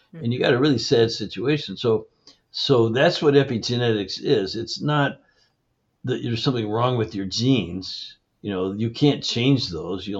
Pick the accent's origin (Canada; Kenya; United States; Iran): Canada; I grew up in Canada